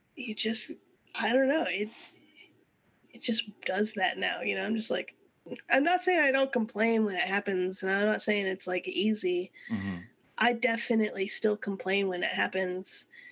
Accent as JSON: {"language": "English", "town": "San Antonio", "region": "Texas", "country": "United States", "tie": "born or raised there", "said": "we moved to San Antonio when I was in third grade"}